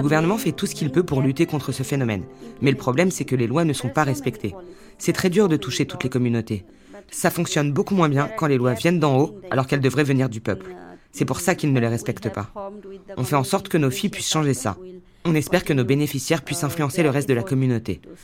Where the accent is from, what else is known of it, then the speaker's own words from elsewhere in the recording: Bagerhat, Khulna Division, Bangladesh; Je viens du uh, sud du Bangladesh, du Bagharat